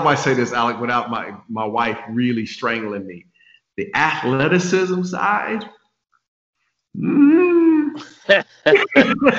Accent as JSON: {"language": "English", "town": "Phoenix", "region": "Arizona", "country": "United States", "tie": "born or raised there", "moved": "yes", "said": "I grew up in Phoenix, Arizona"}